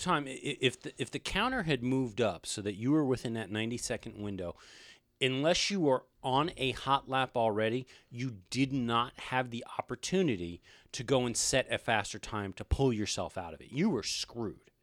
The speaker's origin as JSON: {"language": "English", "country": "United States", "said": "we are American"}